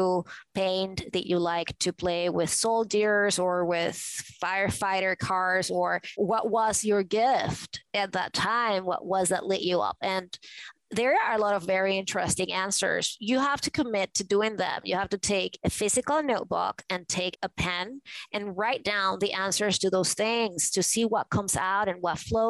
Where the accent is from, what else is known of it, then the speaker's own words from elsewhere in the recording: Venezuela; moved away as an adult; now in New York, United States; I grew up in Venezuela in a conservative family